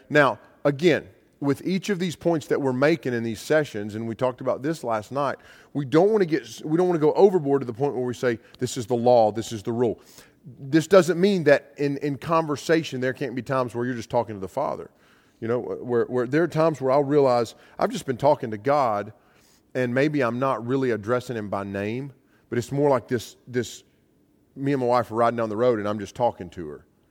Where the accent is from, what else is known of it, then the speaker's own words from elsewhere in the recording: United States; I'm an American